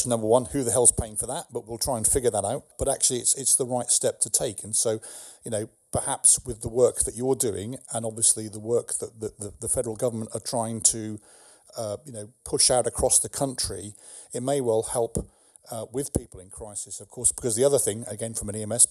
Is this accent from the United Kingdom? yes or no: yes; England, United Kingdom; now in California, United States; I'm English